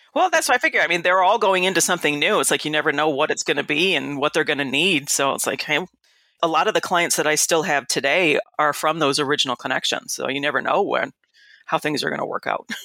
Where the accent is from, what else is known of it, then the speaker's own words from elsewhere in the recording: Detroit, Michigan, United States; also born or lived in Kalamazoo / Illinois; I'm from Detroit